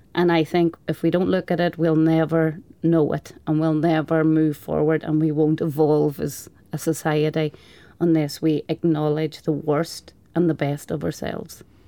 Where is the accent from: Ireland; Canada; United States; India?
Ireland; Donegal, Ulster; I'm from Donegal, and it's a very rural part of the country.